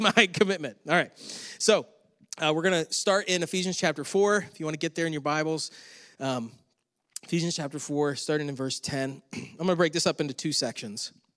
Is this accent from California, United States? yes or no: no; Western New York, United States; moved away; I'm from Western New York